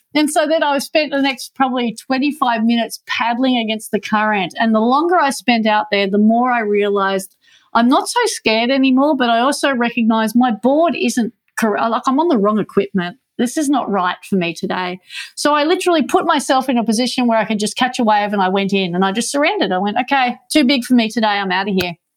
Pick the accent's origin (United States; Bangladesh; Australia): Australia; Manly, New South Wales; I grew up on Manly Beach.